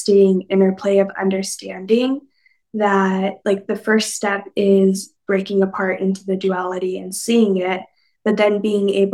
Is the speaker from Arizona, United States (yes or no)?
yes; Mojave Desert, Northwestern Arizona, United States; also born or lived in Southern California; It's right on the border of California and Nevada and Arizona. So I grew up in the Mojave Desert